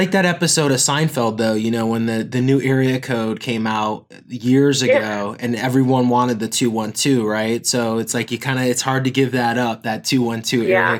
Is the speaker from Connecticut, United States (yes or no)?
yes; Connecticut, United States; oh, I'm from Connecticut.